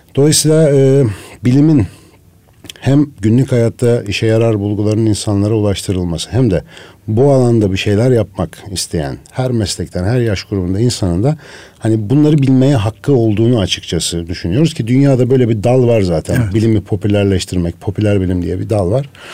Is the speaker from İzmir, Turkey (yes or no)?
no; Ankara, Turkey; moved away as an adult; also born or lived in Şavşat / Ermenek; now in Istanbul, Turkey; Ankaralıyım hep doğma büyüme aslında.